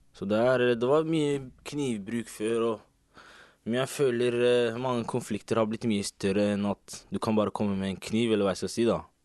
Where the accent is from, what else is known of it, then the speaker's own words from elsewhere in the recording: Oslo, Norway; Jeg også er fra Oslo.